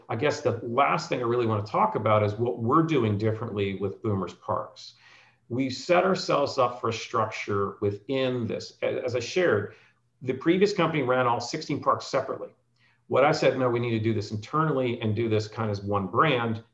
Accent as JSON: {"language": "English", "region": "New Jersey", "country": "United States", "tie": "born or raised there", "moved": "yes", "said": "I grew up in New Jersey"}